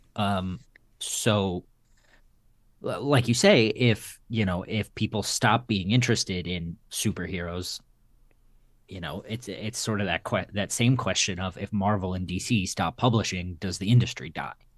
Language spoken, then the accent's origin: English; Texas, United States; in Texas, my, uh, my hometown shop